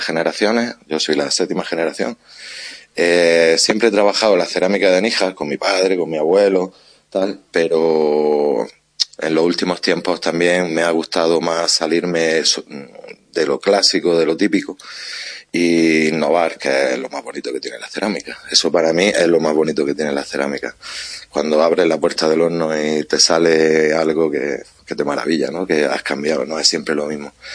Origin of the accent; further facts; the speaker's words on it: Níjar, Andalusia, Spain; soy de Níjar, trabajo en la cerámica desde que nací prácticamente